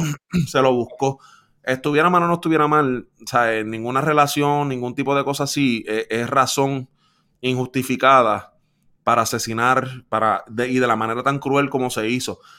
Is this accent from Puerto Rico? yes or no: yes; Puerto Rico; viviendo y creciendo en Puerto Rico por 27 años